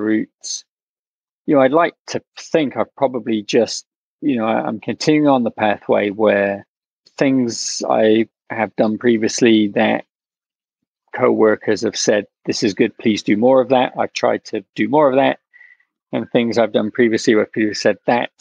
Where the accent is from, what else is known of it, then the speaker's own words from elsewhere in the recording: England, United Kingdom; moved away as an adult; also born or lived in London / India / Brooklyn, New York; now in New York, United States; when I was growing up in England